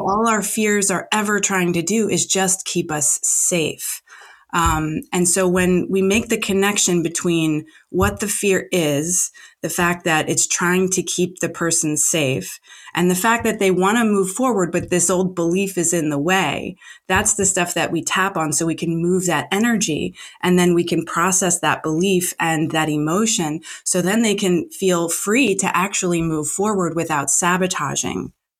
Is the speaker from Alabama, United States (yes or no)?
no; New Jersey, United States; now in Los Angeles, United States; I'm not in New Jersey now, but I'm from New Jersey